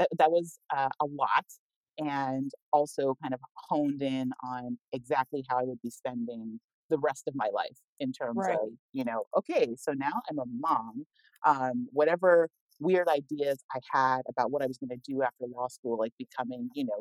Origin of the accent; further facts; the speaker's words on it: New Jersey, United States; also born or lived in California; I'm originally from New Jersey, but my family had been living in California when we were in high school.